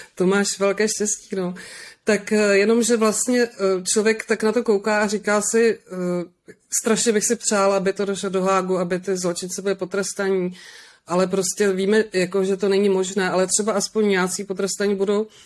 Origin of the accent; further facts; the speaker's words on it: Moravian Wallachia, Zlín Region, Czechia; já jsem taky z Valašska